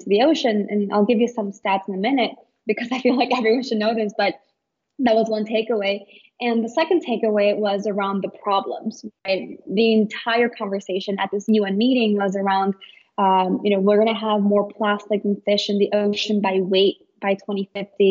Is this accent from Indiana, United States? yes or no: no; Chicago, Illinois, United States; I grew up in Chicago, right, I'm a total city girl